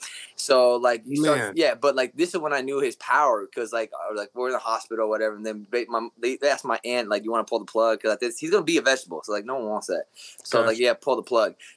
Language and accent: English; Kansas City, Missouri, United States; also born or lived in Ciudad Juárez, Mexico; I was born in Juarez, Mexico. And I moved up here when I was 4 in Kansas City area